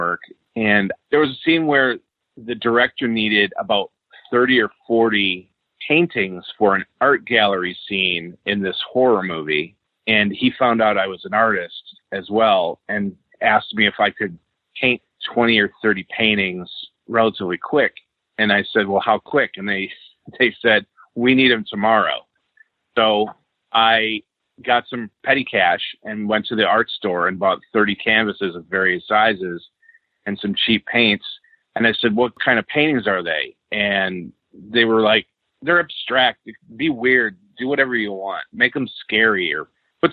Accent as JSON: {"language": "English", "town": "Redford", "region": "Michigan", "country": "United States", "tie": "born or raised there", "moved": "as an adult", "lives_now": "Los Angeles, United States", "said": "I grew up in Redford, Michigan, right at 6 Mile and Beach Daily"}